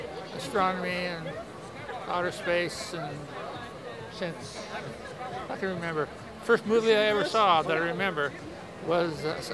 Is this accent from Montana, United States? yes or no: yes; Montana, United States; moved away as an adult; now in Portland, United States; I'm originally from Montana. And I've been in Portland since 2000.